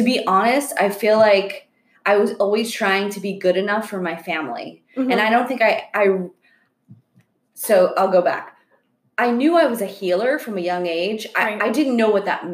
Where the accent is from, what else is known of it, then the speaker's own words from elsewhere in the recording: Florida, United States; moved away as an adult; also born or lived in Long Island, New York; now in California, United States; growing up in Florida